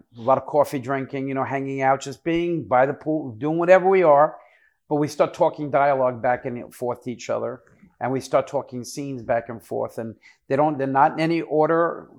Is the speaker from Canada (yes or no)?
no; Wayne, New Jersey, United States; also born or lived in Brooklyn, New York; I'm from New York. I was born in, New York, and my mom and dad unfortunately divorced. And my mom took me from Brooklyn, New York to Wayne, New Jersey.